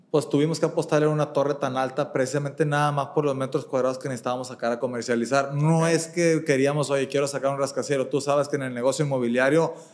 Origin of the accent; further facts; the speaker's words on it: Monterrey, Nuevo León, Mexico; si ahorita los que somos regios, si queremos desarrollar algo en Calzada del Valle o sobre Constitución